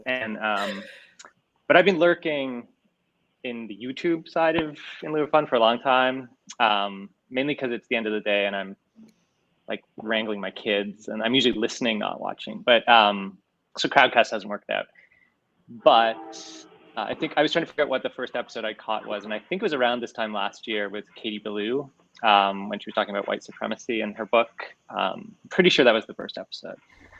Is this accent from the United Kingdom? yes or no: no; Canada; I am Canadian.